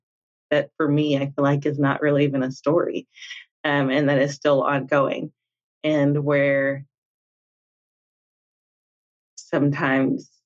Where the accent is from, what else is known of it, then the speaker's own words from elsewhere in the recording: Little Rock, Arkansas, United States; moved away as an adult; also born or lived in Utah; I was born and raised in Little Rock, Arkansas. So I am Southern through and through.